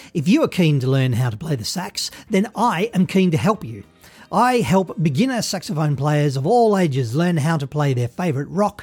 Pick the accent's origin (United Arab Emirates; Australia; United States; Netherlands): Australia; I'm from Australia